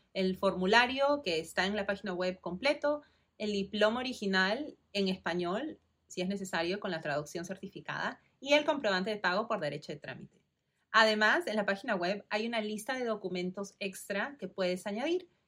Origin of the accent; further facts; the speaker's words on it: Lima, Peru; moved away as an adult; also born or lived in California, United States; nací y crecí en Perú, en Lima